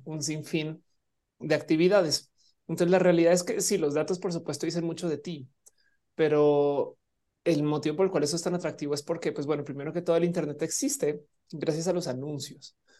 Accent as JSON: {"language": "Spanish", "country": "Mexico", "said": "siendo una persona mexicana"}